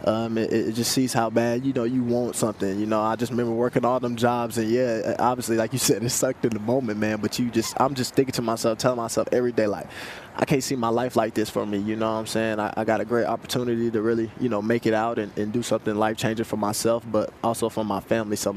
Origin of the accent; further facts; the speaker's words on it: Kansas City, Missouri, United States; I'm also from Kansas City, Missouri